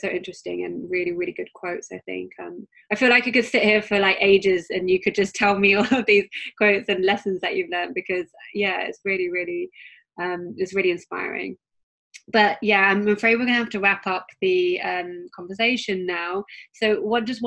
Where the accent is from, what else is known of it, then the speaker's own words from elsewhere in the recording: United Kingdom; accent: British; my British accent